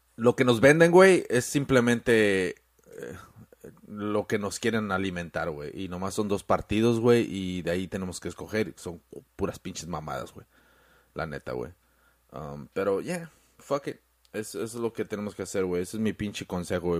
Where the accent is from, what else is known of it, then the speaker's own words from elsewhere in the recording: Mexico; now in United States; uno como mexicano aquí en Estados Unidos